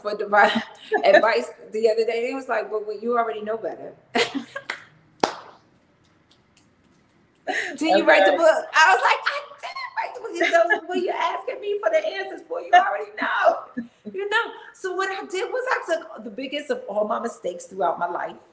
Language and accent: English; North New Jersey, United States; moved away as an adult; also born or lived in Washington DC metro area (DMV) / Greensboro, North Carolina; now in Atlanta, United States; I hail from North New Jersey, and I spent half my life there